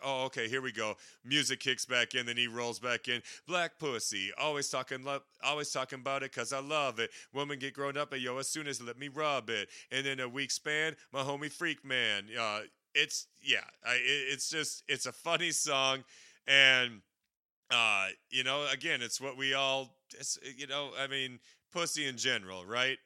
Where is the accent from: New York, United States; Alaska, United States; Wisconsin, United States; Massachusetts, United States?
Wisconsin, United States; I'm from Wisconsin